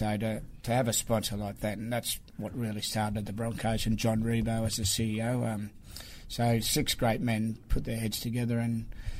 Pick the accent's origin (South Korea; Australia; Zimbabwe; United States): Australia; Ipswich, Queensland; But growing up in Ipswich, it was fantastic.